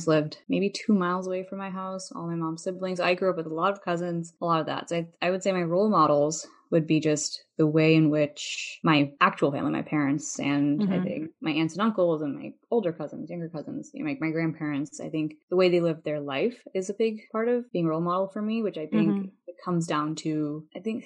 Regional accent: Chicago, Illinois, United States; I grew up in Chicago

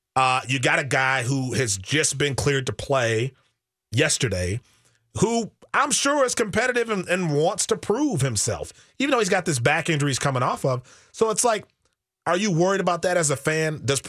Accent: Milwaukee, Wisconsin, United States; now in Minnesota, United States; I'm from Wisconsin, born and raised in Milwaukee. I've been in Minnesota for now almost like 17 years.

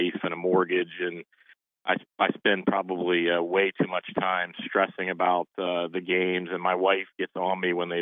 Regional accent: Gallipolis, Ohio, United States; moved away as an adult; now in Cincinnati, United States; I grew up in Gallipolis

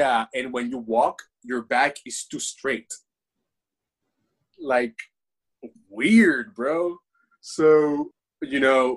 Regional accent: Venezuela; English is a second language; also born or lived in United States; now in Japan; I'm from Venezuela.

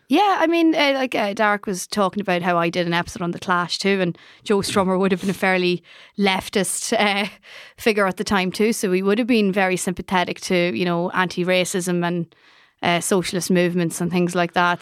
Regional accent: Ireland; as Irish people

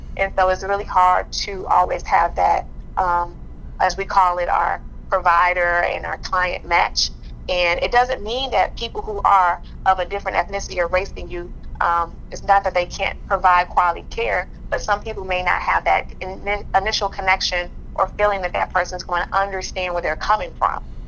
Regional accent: Chicago, Illinois, United States; being born and raised in Chicago

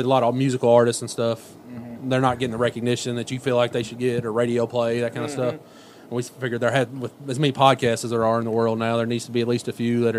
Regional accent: Jessamine County, Kentucky, United States; I grew up in Jessamine County, Kentucky. Went to East Jessamine. Was in the Army for a while. Got out and... I don't know. Just living back in Nicholsville now.

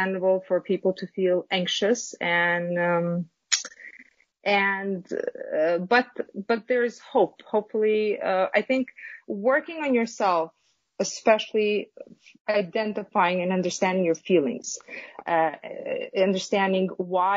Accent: Kosovo; now in New York, United States; originally I am from Kosovo. It's a small country in Southeastern Europe.

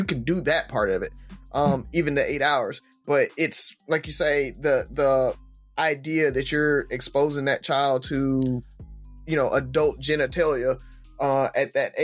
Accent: the South, United States; growing up in the South

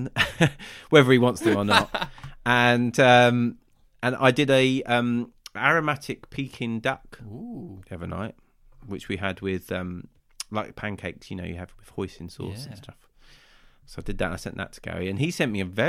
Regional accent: Sussex, South East England, United Kingdom; accent: south coast; I do tend to drop my T's if I'm not paying attention. That's quite a Sussex thing

